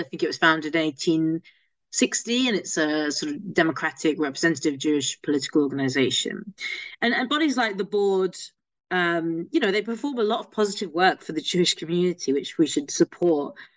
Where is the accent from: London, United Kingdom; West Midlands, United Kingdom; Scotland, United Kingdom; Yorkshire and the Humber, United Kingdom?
London, United Kingdom; I'm a Londoner. I uh, grew up here, still based here